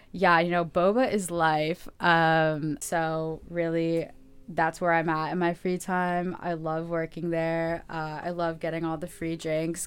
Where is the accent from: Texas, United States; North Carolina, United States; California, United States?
California, United States; Los Angeles; I'm from Los Angeles, actually. Uh, I grew up here